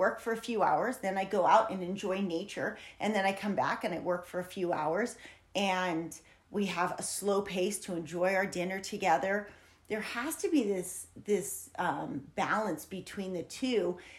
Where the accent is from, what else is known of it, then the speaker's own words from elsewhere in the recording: San Diego, California, United States; And I come from San Diego. And while San Diego's beautiful and beautiful people, you know, when you're in that city, you're used to instant gratification.